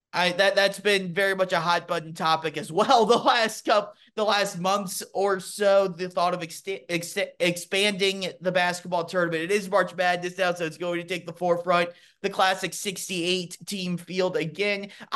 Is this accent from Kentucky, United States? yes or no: yes; Louisville, Kentucky, United States; Just because I used to be that guy, you know, growing up in Louisville